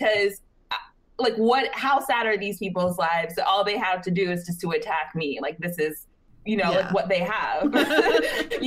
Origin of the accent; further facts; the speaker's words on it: the South, United States; I'm from the South